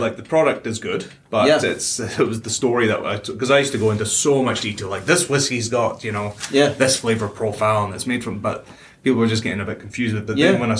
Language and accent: English; Wick, Scotland, United Kingdom; now in New Zealand; the one from my hometown, because I grew up down the road from the distillery